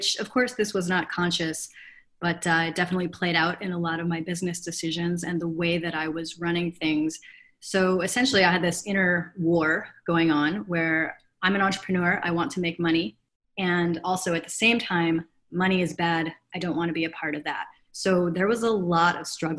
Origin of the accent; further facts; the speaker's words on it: Chicago, Illinois, United States; also born or lived in Africa; I grew up on the North Shore of Chicago